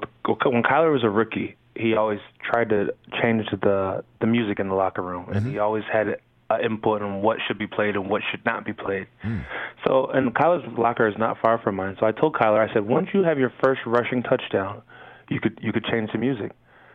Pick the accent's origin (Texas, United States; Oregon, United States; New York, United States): New York, United States; I'm from New York, and I started my career in New England.